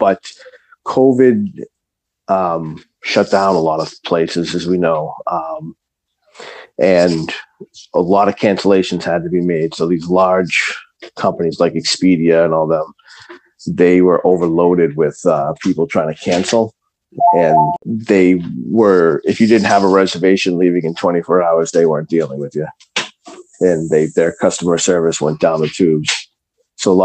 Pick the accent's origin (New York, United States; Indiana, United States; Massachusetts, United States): Massachusetts, United States; Dedham; now in Norwood, United States; I grew up in East Dedham, moved to Norwood after I got married.